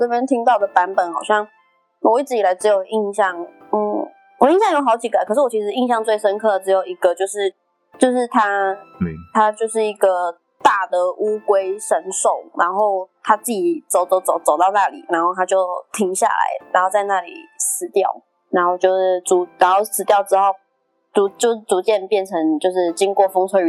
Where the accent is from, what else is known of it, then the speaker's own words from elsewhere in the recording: Yilan, Yilan County, Taiwan; 对，那那是我的家乡。